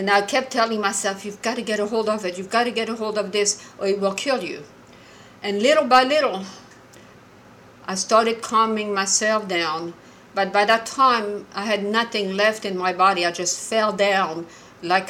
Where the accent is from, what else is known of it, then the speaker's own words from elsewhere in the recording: Morocco; I'm Jewish and I was born and raised in Morocco